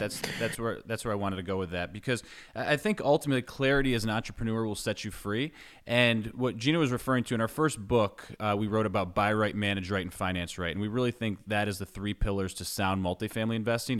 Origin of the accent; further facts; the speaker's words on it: New York, United States; moved away as an adult; now in Knoxville, United States; I grew up in New York, was, I lived there until twenty eleven